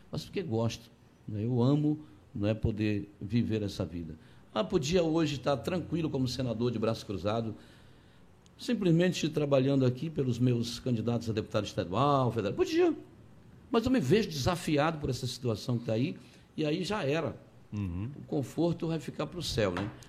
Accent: Conceição do Araguaia, Pará, Brazil; Eu sou de Conceição do Araguaia, lá comecei minha vida assim, vendendo pão na rua.

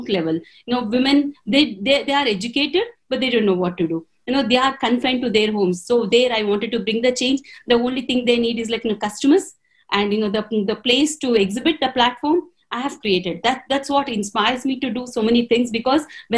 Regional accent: Telugu medium, Telugu-speaking area, India; English is a second language; I was from a Telugu medium. I was the regional language I'm talking about.

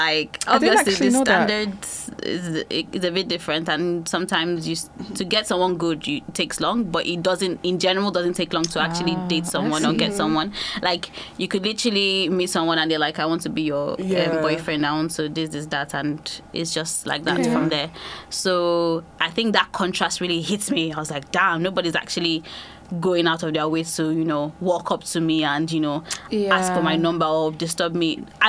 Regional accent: Nigeria; now in United Kingdom; Basically, I just knew that when I moved from Nigeria to UK, I was so lonely.

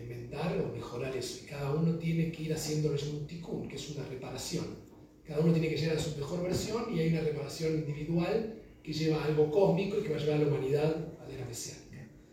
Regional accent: Argentina; moved away as an adult; also born or lived in Chile; también como argentino

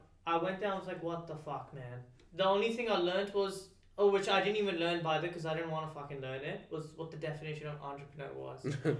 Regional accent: Pakistan; Sorry, dude, I'm Pakistani. I can't pronounce anything. I sound half American, half Australian. Then the Pakistani in me comes out.

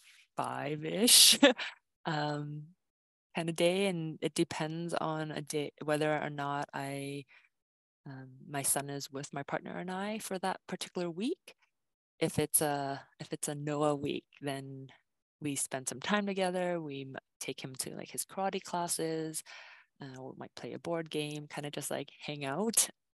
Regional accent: Vancouver, British Columbia, Canada; I grew up in East Van, and I have so much pride about East

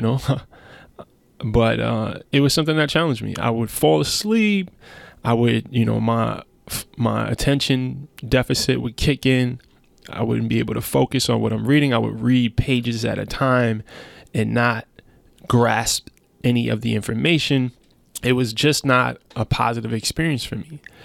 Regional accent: New York City, New York, United States; I'm from Brownsville, Brooklyn

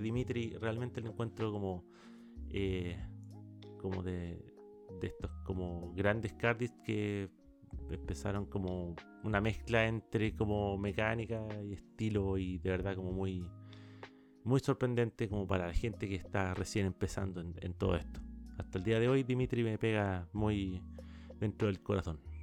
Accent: Chile; tocomple le decimos a los completos en Chile.

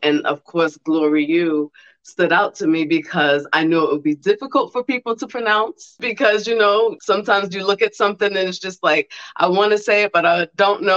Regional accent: New York City, New York, United States; now in Columbus, United States; I'm from Brooklyn

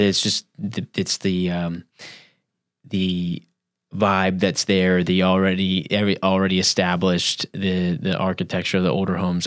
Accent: Central Pennsylvania, United States; now in St. Petersburg, United States; I'm originally from Pennsylvania

